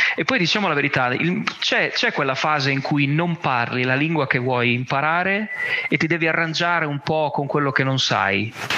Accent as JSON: {"language": "Italian", "country": "Italy", "moved": "as an adult", "lives_now": "Catalonia, Spain"}